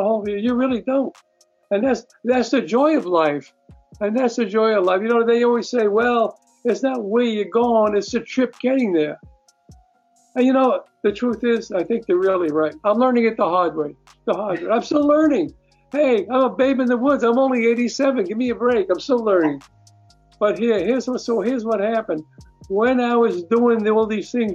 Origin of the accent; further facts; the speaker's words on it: New York City, New York, United States; moved away as an adult; now in California, United States; I grew up in Brooklyn